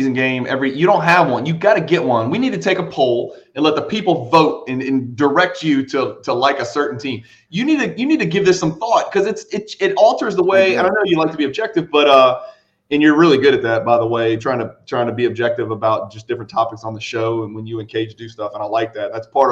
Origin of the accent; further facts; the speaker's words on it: Louisville, Kentucky, United States; I grew up in Louisville, Kentucky, you know, right next to Cincinnati